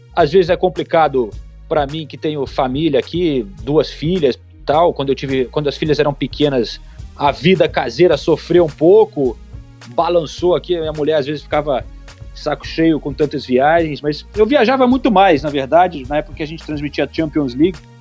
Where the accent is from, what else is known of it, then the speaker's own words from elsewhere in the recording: Brazil; moved away; A gente, como brasileiro